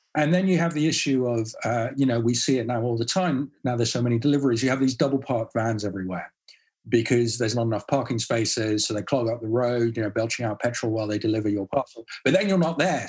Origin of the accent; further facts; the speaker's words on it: Netherlands; I grew up in the Netherlands